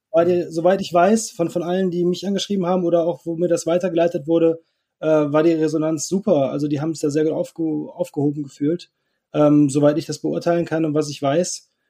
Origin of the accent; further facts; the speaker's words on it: North Rhine-Westphalia, Germany; ich komme nicht aus dem Ruhrpott, aber Niederrhein, das ist so eine halbe Stunde vor Duisburg ungefähr